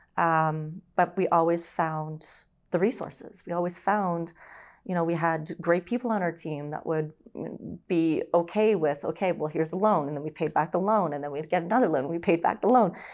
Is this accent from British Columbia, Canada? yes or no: no; Brampton, Ontario, Canada; also born or lived in Orangeville, Ontario; I was born and raised in Ontario, so I was born in Orangeville, and then eventually we moved, um, to Brampton.